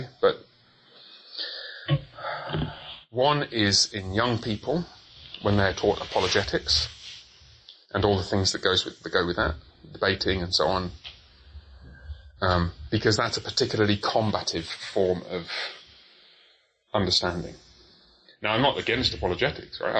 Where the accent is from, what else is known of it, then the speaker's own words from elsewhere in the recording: Coventry, West Midlands, United Kingdom; also born or lived in Haltwhistle, England; I was born up there. I moved to Coventry when I was very young